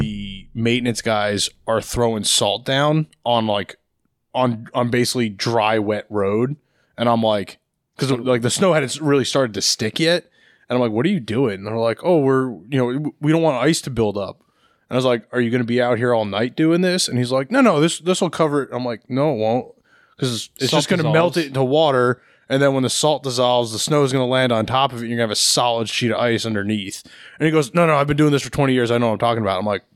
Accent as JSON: {"language": "English", "region": "New Jersey", "country": "United States", "tie": "born or raised there", "also_born_or_lived": "Pennsylvania / Colorado", "moved": "yes", "lives_now": "Virginia, United States", "said": "I grew up in New Jersey, where it snows more than it does in Virginia."}